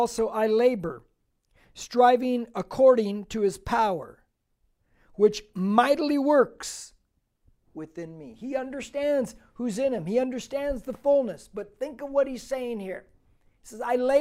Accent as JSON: {"language": "English", "country": "United States", "said": "I'm an American-Mexican because I'm from here, okay? I'm an American"}